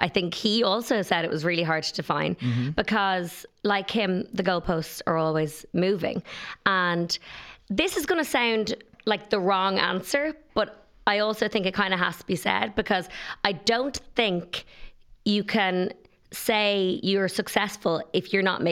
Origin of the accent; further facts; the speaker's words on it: Ireland; as an Irish stylist